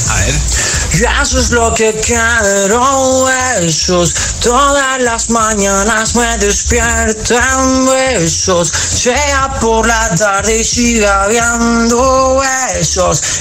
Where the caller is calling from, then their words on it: Zaragoza, Aragon, Spain; Hola, buenas tardes. … de Zaragoza y soy el mejor en hacer imitaciones